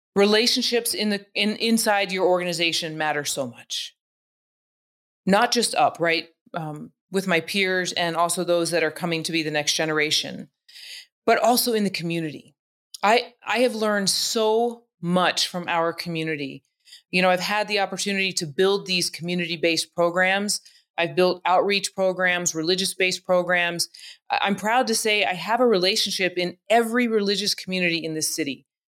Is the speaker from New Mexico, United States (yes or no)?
yes; Albuquerque, New Mexico, United States; I was from Albuquerque, New Mexico, where everybody looked like Punch.